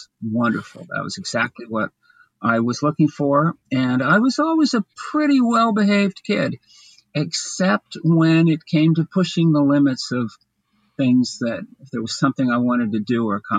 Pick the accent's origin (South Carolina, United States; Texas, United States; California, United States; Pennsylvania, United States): Pennsylvania, United States; Bryn Mawr; also born or lived in Chester County, Pennsylvania; I grew up outside in the western suburbs of Philadelphia, out in the Paley, Bryn Mawr area